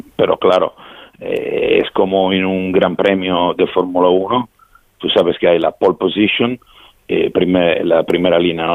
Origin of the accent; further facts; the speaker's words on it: Italy; Spanish is a second language; somos italianos nosotros organizadores